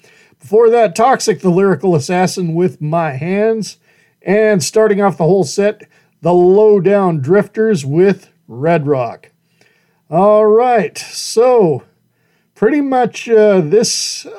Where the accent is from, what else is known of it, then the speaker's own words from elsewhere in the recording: Horseshoe Bend, Idaho, United States; I was with my family in my hometown of Horseshoe Bend, Idaho